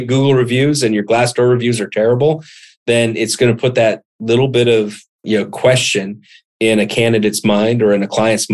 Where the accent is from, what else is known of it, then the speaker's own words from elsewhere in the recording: Montana, United States; I grew up in Montana